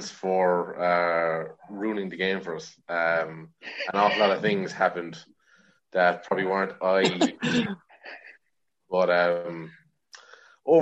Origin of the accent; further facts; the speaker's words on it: Limerick, Munster, Ireland; I am 24. I am from Limerick